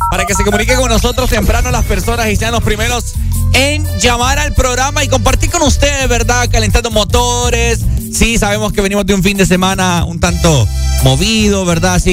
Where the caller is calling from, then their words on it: San Pedro Sula, Cortés, Honduras; De San Pedro.